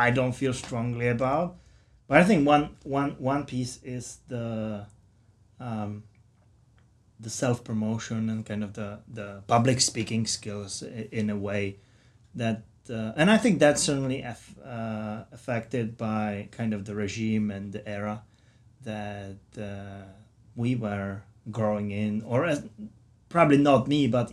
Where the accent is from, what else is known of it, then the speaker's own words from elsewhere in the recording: Czechia; moved away as an adult; now in United States; I come from the Czech Republic